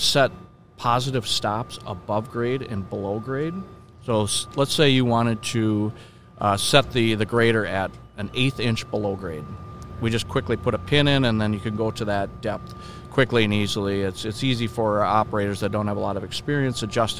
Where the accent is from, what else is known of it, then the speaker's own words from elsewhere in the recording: Minneapolis, Minnesota, United States; I grew up in Minneapolis